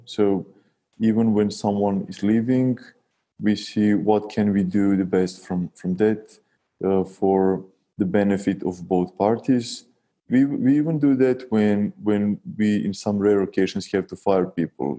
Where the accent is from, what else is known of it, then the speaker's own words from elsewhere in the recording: Serbia; we, we're from Serbia, a small and, and still poor country